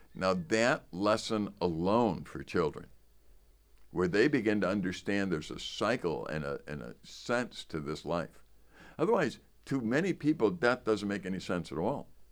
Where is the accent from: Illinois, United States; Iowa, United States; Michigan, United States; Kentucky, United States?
Illinois, United States; Chicago; I grew up in Chicago